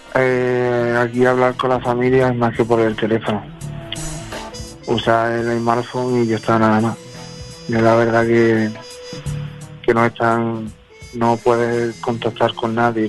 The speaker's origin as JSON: {"language": "Spanish", "town": "Cádiz", "region": "Andalusia", "country": "Spain", "moved": "yes", "lives_now": "Madrid, Spain", "said": "soy de Cádiz, de Andalucía"}